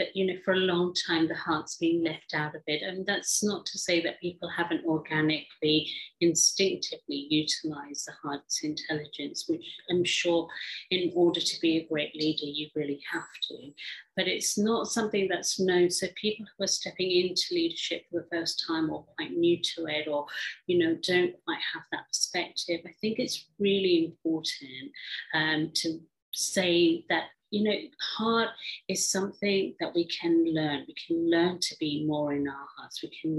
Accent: England, United Kingdom; also born or lived in Africa; I grew up in England, although I was born in Africa from an Indian background.

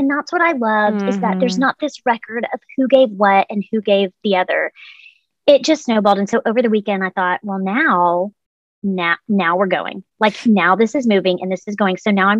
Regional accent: Texas, United States; What's crazy is because I have moved a lot, I'm from Texas. I have this large network of friends all over the country.

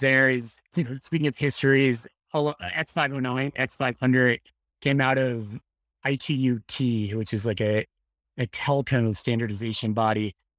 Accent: Annapolis, Maryland, United States; I grew up in Annapolis, Maryland

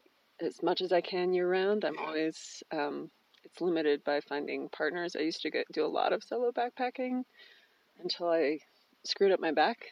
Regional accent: California, United States; now in San Francisco, United States; Oh, I grew up moving around a lot. I call California my home, but I've lived a lot of different places.

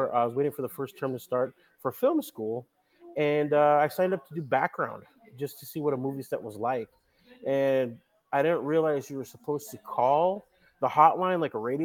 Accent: Salem, Oregon, United States; moved away as an adult; also born or lived in Portland, Oregon; now in Los Angeles, United States; So I'm originally from, I was born in Portland, raised in Salem, Oregon

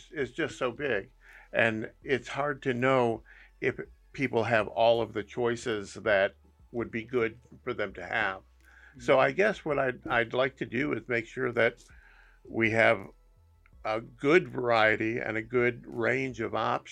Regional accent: Berea, Ohio, United States; I grew up in Berea, Ohio, up in Cuyahoga County.

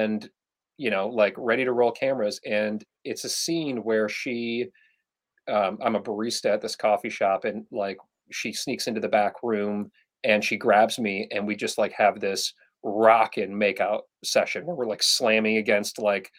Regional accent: Michigan, United States; We're both from Michigan

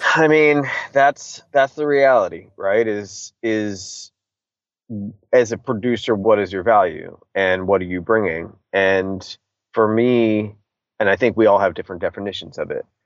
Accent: Washington, District of Columbia, United States; being a punk rock kid from DC and, and, and growing up in bands

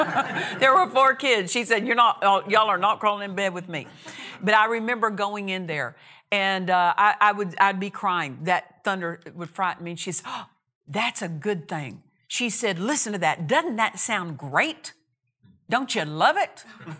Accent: Altus, Oklahoma, United States; also born or lived in Olustee, Oklahoma; I remember growing up in Oklahoma, grew up in Southwest Oklahoma. My dad was a cotton and wheat farmer. And we lived in a smaller community. For the first 8 years, I lived in a little town called Olustee, Oklahoma.

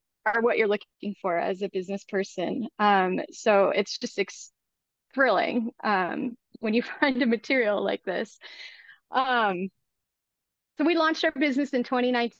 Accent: United States; I am an American social entrepreneur

